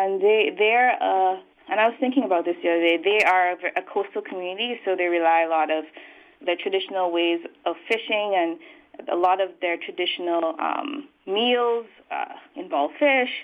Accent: St. Vincent & Grenadines; moved away as an adult; also born or lived in Belize / Buffalo, United States; now in Santa Cruz, United States; I was born in Belize, but raised in St. Vincent

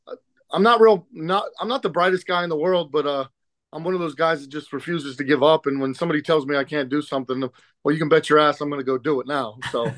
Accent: Middletown, Ohio, United States; I'm from Middletown, Ohio in the USA

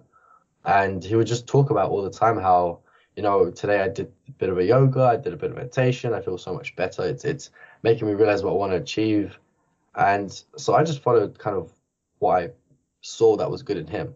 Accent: Barking and Dagenham, London, United Kingdom; I grew up in Barking and Dagenham, which is the worst area in the whole UK

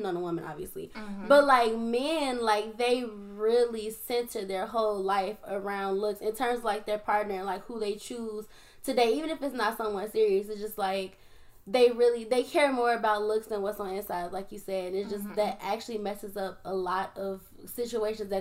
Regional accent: Chicago, Illinois, United States; I'm from Chicago, which is actually the truly, honestly, greatest city

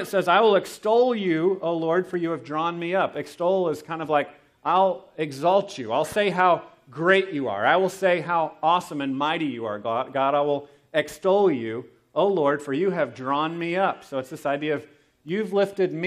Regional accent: United States; growing up in America, I grew up kind of with a typical Thanksgiving celebration

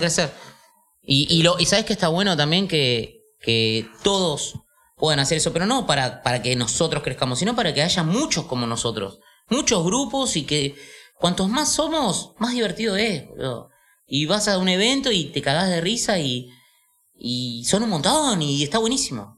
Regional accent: Buenos Aires, Argentina; Soy de acá, soy de Palermo

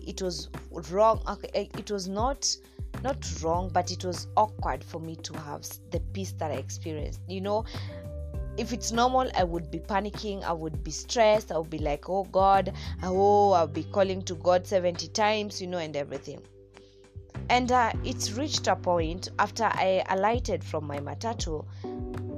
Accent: Nakuru, Nakuru County, Kenya; my home place, that's Nakuru City, Nakuru Town, Nakuru County

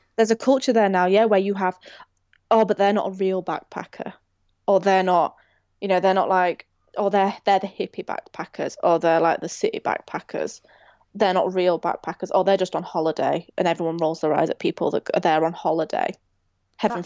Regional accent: Rotherham, Yorkshire and the Humber, United Kingdom; I'm from Rotherham

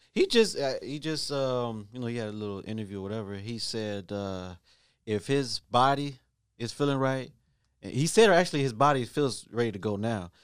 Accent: Ohio, United States; I am from Ohio

